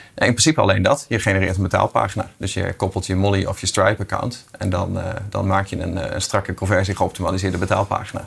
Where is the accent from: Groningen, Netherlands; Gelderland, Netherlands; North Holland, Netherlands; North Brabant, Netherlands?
Groningen, Netherlands; als Groninger word je best wel even getest